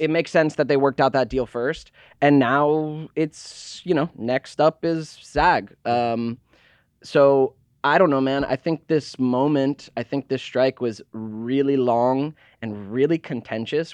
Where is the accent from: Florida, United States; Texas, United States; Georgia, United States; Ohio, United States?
Georgia, United States; I was born, yes, I was born in Georgia